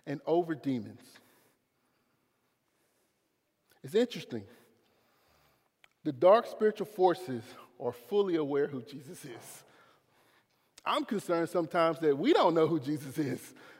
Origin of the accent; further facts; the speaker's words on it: Clinton, United States; I'm from Clinton. I'm public school education.